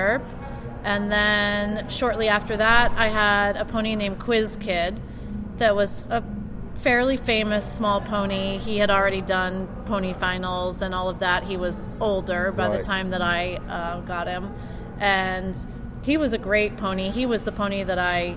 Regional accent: Massachusetts, United States; moved away; I was born in Massachusetts

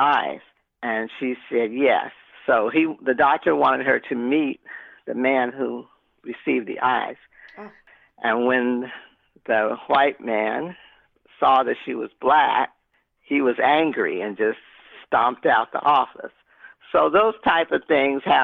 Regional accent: Los Angeles, California, United States; I grew up in Pacoima, California

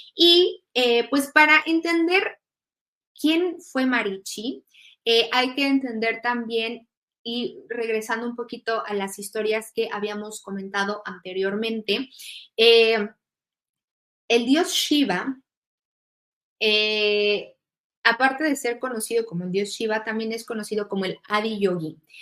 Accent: Mexico; now in Germany; soy mexicana, pero actualmente este, estoy radicando en, Alemania

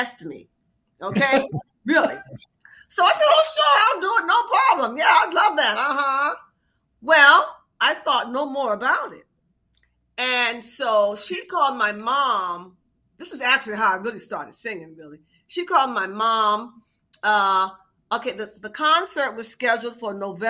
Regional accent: Washington, District of Columbia, United States; moved away as an adult; also born or lived in Baltimore, Maryland; now in Paris, France; I was born in Baltimore, Maryland, mm-hmm. but I moved to Washington at a very early age. So I really claim Washington because I don't remember much about Baltimore

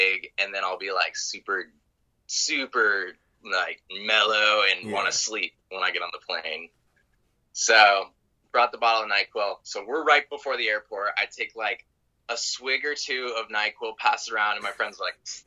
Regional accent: Carbondale, Colorado, United States; I grew up in Carbondale, which is about 3 hours away from Denver.

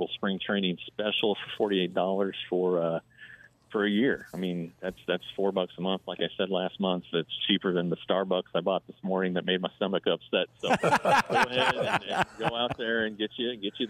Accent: Colorado, United States; when I was growing up and we came to spring training from Colorado

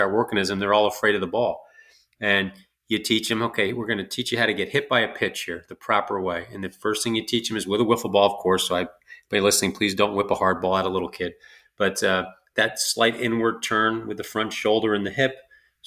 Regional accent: New York, United States; I'm from New York, so I can only be so nice so long

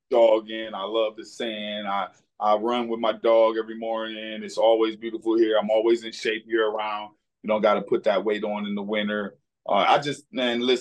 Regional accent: Cleveland, Ohio, United States; moved away as an adult; now in Florida, United States; I grew up in Cleveland, Ohio

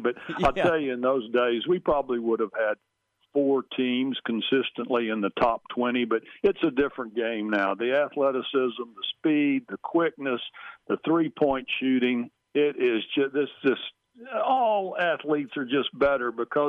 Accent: Texas, United States; I'm for anybody from Texas, and Mahomes is one of us.

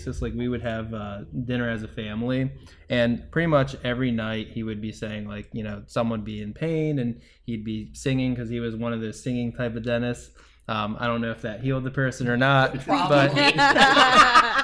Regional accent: New Jersey, United States; now in Tampa, United States; I am from New Jersey.

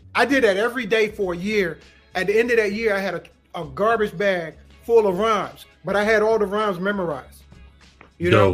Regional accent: Kinston, North Carolina, United States; I'm originally from Kinston, North Carolina

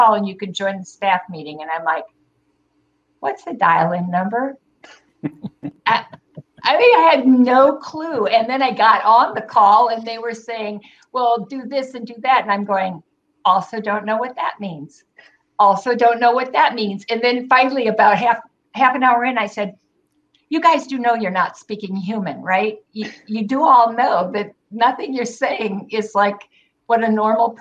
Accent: Michigan, United States; moved away; also born or lived in Indiana / Wisconsin / Atlanta / Florida; grew up most of the time in Michigan

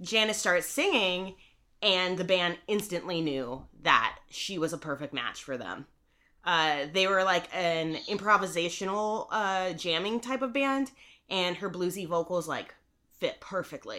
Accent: Monterey, California, United States; my hometown, Monterey, California

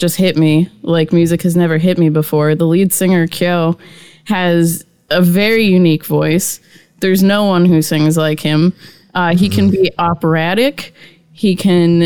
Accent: Massachusetts, United States; moved away; I grew up in Massachusetts

